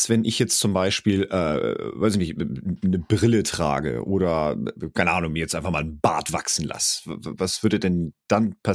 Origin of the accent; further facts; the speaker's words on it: Cologne, North Rhine-Westphalia, Germany; ich komme aus Köln